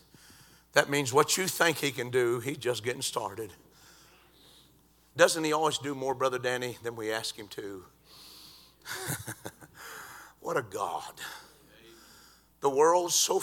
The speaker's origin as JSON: {"language": "English", "region": "Georgia", "country": "United States", "said": "I said, \"Georgia.\""}